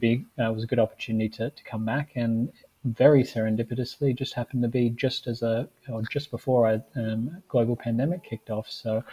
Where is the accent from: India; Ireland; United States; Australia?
Australia; even though I'm technically Australian.